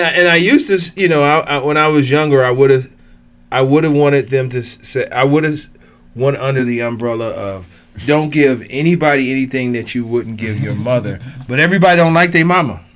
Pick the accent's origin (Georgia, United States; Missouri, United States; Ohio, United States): Ohio, United States; Cleveland; This is where I grew up. I'm from Cleveland.